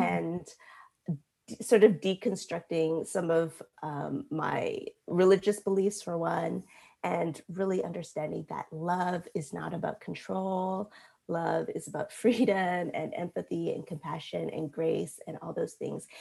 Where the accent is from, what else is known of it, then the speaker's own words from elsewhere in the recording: United States; growing up in America